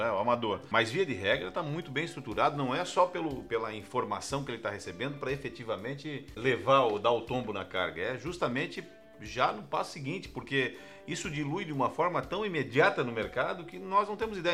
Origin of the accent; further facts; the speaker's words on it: Santa Catarina, Brazil; enquanto catarinense, enquanto brasileiro